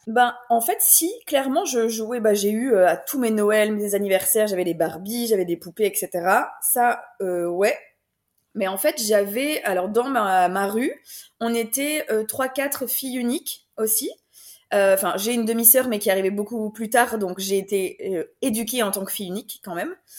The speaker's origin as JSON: {"language": "French", "country": "France", "moved": "yes", "lives_now": "Belgium", "said": "j'habite en Belgique, mais je suis française"}